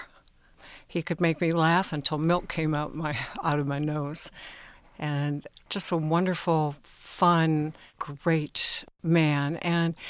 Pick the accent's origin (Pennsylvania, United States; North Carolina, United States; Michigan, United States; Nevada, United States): Michigan, United States; Lathrop Village; I grew up in Lathrop Village